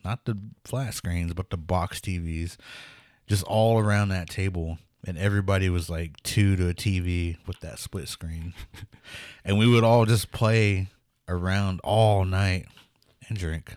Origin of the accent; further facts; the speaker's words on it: Pawnee, Oklahoma, United States; growing up in Pawnee